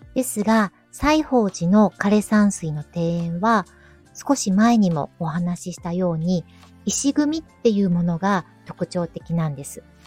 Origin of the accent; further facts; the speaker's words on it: Kyoto, Japan; 私が大好きな地元の京都